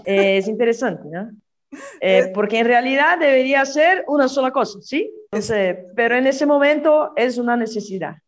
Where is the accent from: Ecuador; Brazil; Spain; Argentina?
Brazil; São Bernardo do Campo, São Paulo; moved away; also born or lived in Rio de Janeiro, Brazil; yo nací en São Paulo, sí, viví, no sé, cuatro años en Río de Janeiro y volvimos a São Paulo.